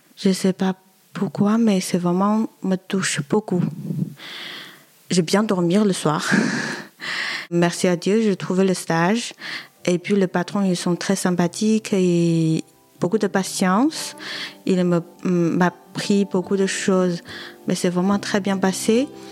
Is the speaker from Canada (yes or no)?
no; Wuhan, Hubei, China; French is a second language; moved away as an adult; now in France; Je viens de Chine, au centre-ville, ça s'appelle Wuhan, à côté de la rivière de Yangtze